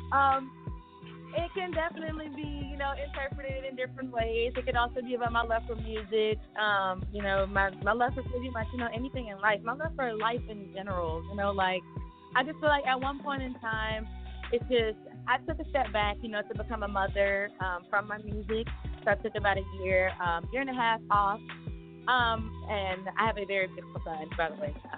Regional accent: Chattanooga, Tennessee, United States; I'm from Chattanooga, Tennessee

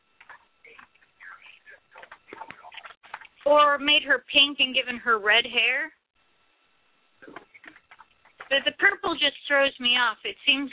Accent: Portland, Oregon, United States; I come from the City of Roses

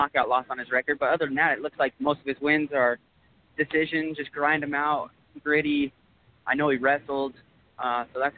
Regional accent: Green River, Wyoming, United States; I'm training out of my hometown, Green River, Wyoming

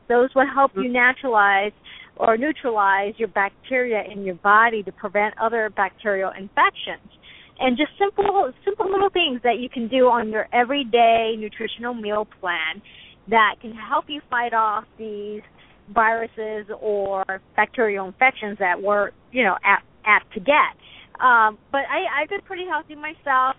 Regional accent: United States; as an American

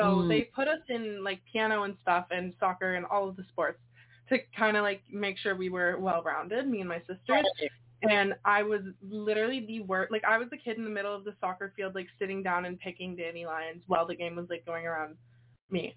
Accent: Canada; I'm from Canada

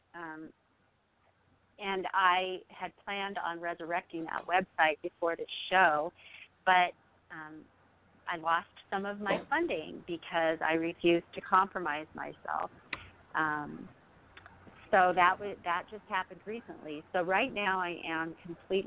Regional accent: United States; having been that consumeristic American middle-class woman

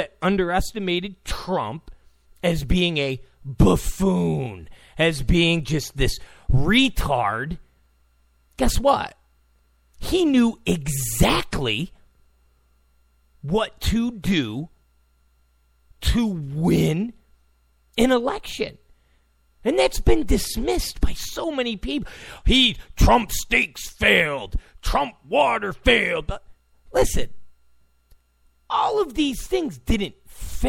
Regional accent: California, United States; I'm from California

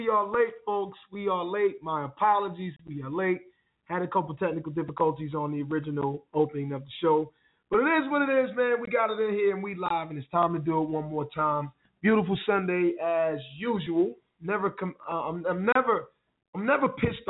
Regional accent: Wilson, North Carolina, United States; my hometown, Wilson, NC

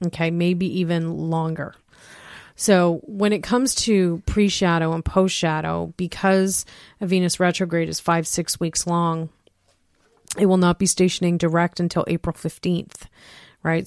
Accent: King, Ontario, Canada; born or raised there

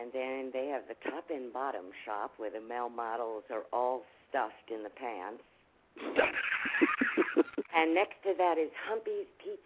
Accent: Palm Beach, Florida, United States; I come from Palm Beach

